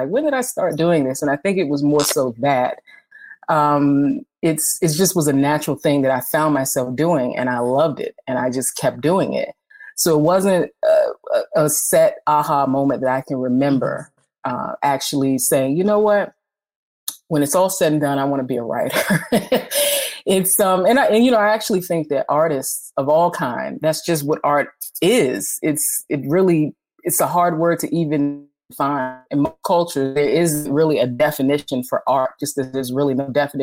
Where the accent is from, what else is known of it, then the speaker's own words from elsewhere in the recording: Washington, District of Columbia, United States; I am a storyteller from Washington, D.C.